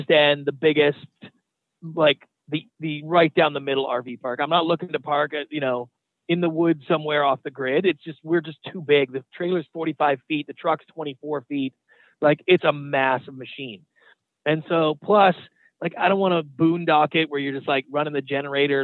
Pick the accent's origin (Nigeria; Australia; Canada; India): Canada; moved away as an adult; now in United States; I was born and raised in Canada. I moved down to the United States about 20 years ago.